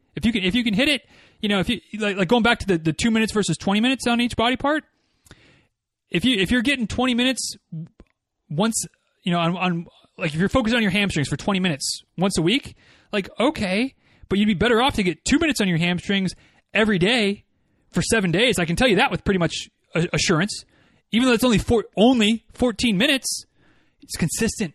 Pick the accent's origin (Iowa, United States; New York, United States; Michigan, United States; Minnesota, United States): Michigan, United States; moved away as an adult; now in Florida, United States; growing up in Michigan